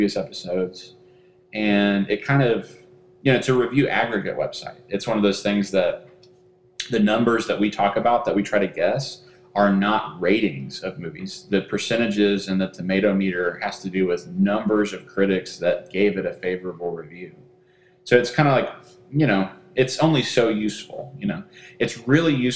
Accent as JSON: {"language": "English", "region": "Texas", "country": "United States", "said": "I am from Texas"}